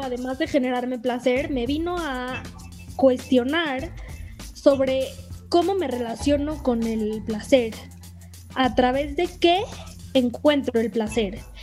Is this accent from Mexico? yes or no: yes; Mexico; somos mexicanos, entonces hablamos en español.